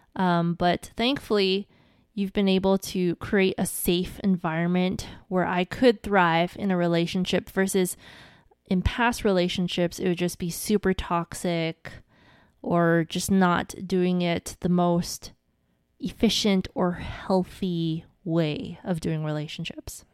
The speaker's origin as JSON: {"language": "English", "region": "Hawaii", "country": "United States", "said": "I'm from Hawaii"}